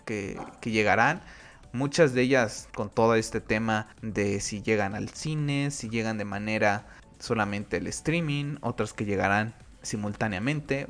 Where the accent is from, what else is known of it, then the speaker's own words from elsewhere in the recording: Mexico; aquí en mi país